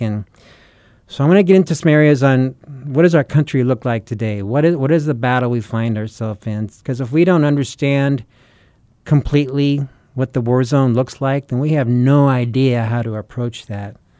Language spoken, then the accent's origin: English; United States; we're the U S, right? We're the American church